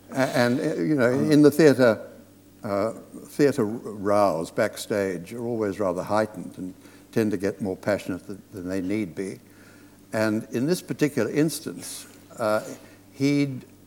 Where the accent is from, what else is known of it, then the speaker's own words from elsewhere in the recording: Australia; moved away; I was brought up in Australia on the Hollywood movies of the 30s and the 40s.